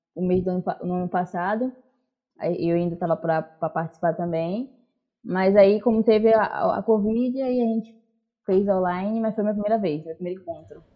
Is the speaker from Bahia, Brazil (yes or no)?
yes; Bahia, Brazil; also born or lived in Salvador; now in Praia do Forte, Brazil; sou nascida na Bahia mesmo, em Salvador, mas moro agora na região de Prado Forte, aqui no litoral. É, já estou aqui há mais, há mais ou menos 10 anos